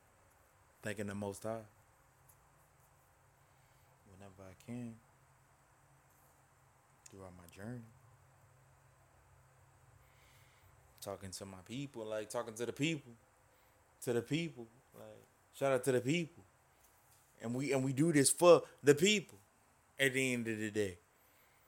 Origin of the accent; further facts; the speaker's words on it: the South, United States; I'm from the South.